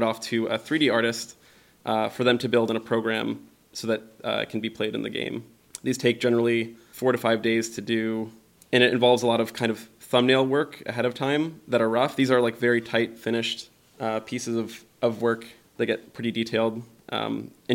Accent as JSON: {"language": "English", "town": "Tampa", "region": "Florida", "country": "United States", "tie": "born or raised there", "also_born_or_lived": "Pasadena, California", "moved": "yes", "lives_now": "Seattle, United States", "said": "I grew up in Florida around Tampa Bay"}